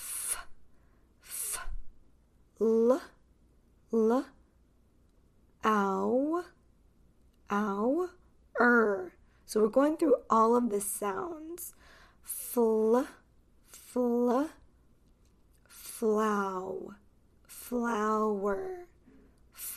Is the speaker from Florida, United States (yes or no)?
no; Los Angeles, California, United States; accent: Californian; I am American. So, this pronunciation is American pronunciation.